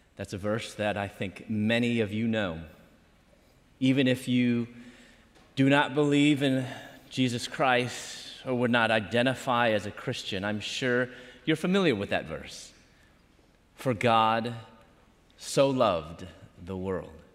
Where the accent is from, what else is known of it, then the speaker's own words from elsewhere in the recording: Chicago, Illinois, United States; moved away as an adult; also born or lived in Louisville / Atlanta; I'm from Chicago